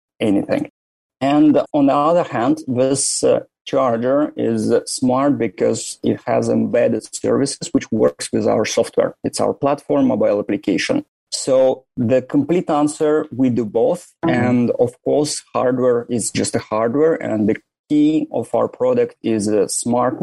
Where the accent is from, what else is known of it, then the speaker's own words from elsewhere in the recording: Russia; moved away as an adult; also born or lived in St. Petersburg, Russia / Moscow, Russia / Germany / Ireland; now in Turin, Italy; I was born in Russia, far, far away from Moscow, approximately 4,000 kilometers on the east, on Lake Baikal